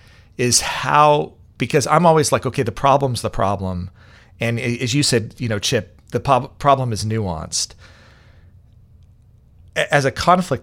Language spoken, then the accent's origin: English; Kansas City, United States; growing up in Kansas City as well, and growing up in that community as well